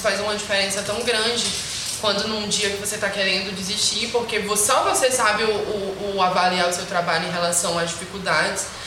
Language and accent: Portuguese; Bacuri, Maranhão, Brazil; eu vim do Bacuri, que querendo ou não é um bairro emergente